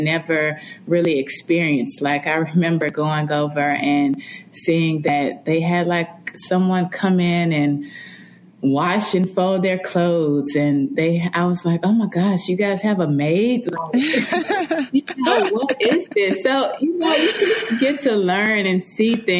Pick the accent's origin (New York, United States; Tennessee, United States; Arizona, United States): Tennessee, United States; Nashville; I grew up in Nashville, Tennessee